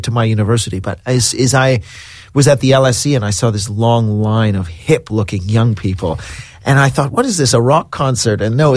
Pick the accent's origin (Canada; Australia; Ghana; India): Canada; now in London, United Kingdom; I'm Canadian, which is why I don't sound British